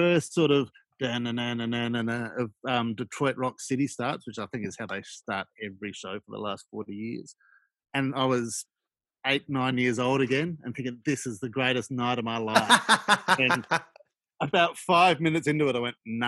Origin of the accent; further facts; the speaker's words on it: Adelaide, South Australia, Australia; also born or lived in Sydney; growing up in Adelaide in the late 80s